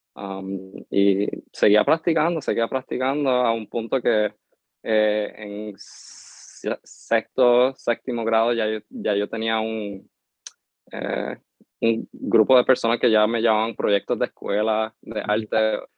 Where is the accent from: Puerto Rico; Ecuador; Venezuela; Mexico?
Puerto Rico; Lares; first language English; Spanish is a second language; also born or lived in Lawrence, Massachusetts; me, me crié en, en Lare y Lare eh, no hay mucho que hacer